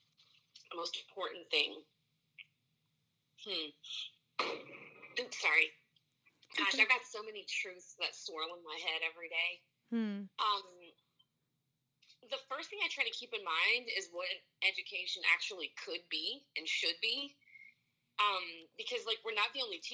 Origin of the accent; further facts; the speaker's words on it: Marksville, Louisiana, United States; I'm from Louisiana